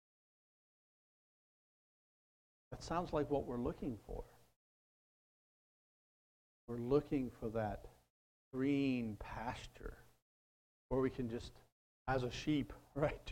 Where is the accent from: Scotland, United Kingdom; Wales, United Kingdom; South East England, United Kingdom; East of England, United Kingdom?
Wales, United Kingdom; moved away; My mind goes back to Wales and my home country